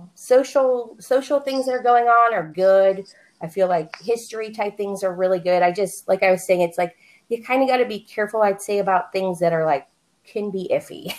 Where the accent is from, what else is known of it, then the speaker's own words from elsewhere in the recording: Pittsburgh, Pennsylvania, United States; moved away as an adult; now in Phoenix, United States; I live in Phoenix, Arizona. Um, but I'm originally from Pittsburgh, Pennsylvania